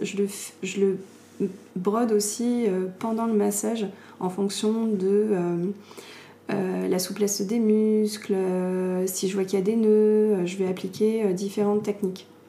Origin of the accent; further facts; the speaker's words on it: Paris, Île-de-France, France; moved away as an adult; also born or lived in London / Argentina; je viens de Paris. Je suis née à Paris, j'ai grandi à Paris, et j'avais vécu toute ma vie à Paris